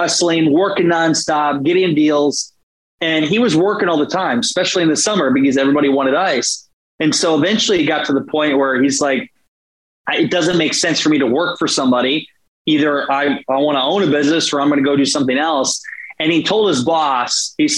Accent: Iowa, United States; moved away as an adult; now in St. Petersburg, United States; I still love my home state of Iowa

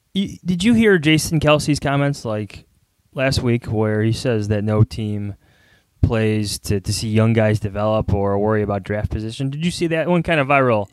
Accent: Chicago, Illinois, United States; accent: Chicago; My Chicago accent

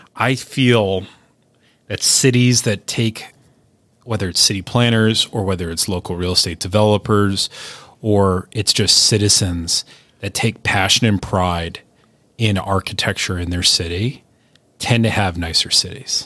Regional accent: United States; as an American

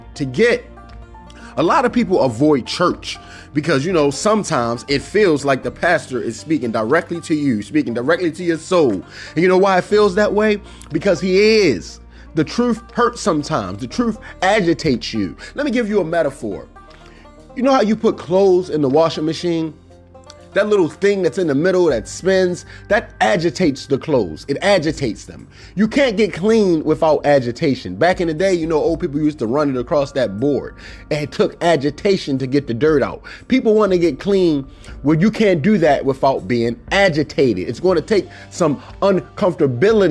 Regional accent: Baltimore, Maryland, United States; growing up in Cherry Hill was not the most comforting place

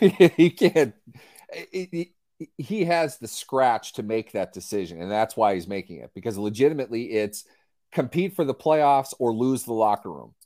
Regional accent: Pittsburgh, Pennsylvania, United States; now in Minnesota, United States; we're from Pittsburgh. We happen to live in Minnesota, but that's, uh, our roots are Irish, Catholic, Pittsburgh through and through

